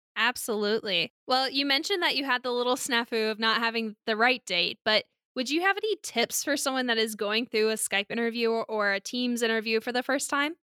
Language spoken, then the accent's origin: English; Alabama, United States; I grew up in Alabama